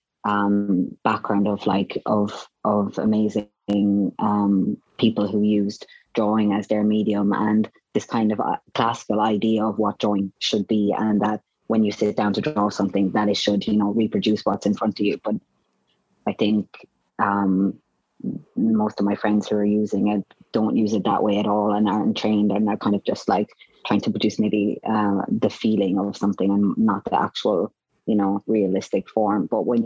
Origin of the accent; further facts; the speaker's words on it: Roscrea, Munster, Ireland; moved away; Ross Gray. So it's just a very small town